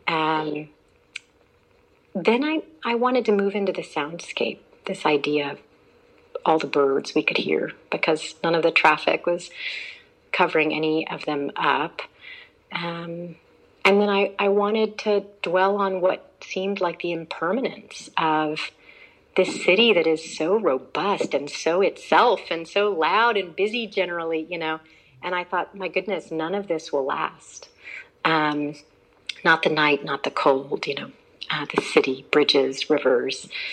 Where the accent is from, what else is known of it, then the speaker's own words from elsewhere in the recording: Houston, Texas, United States; moved away; same district where I went to school in Houston, Texas. And I told Teach for America I would go almost anywhere. They kept me in my hometown.